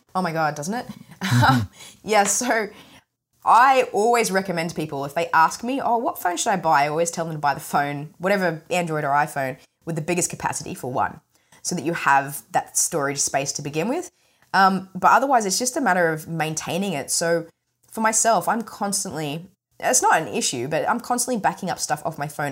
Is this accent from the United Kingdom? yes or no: no; Australia; accent: mumbly; I have a bit of a mumbly kind of accent because I'm Australian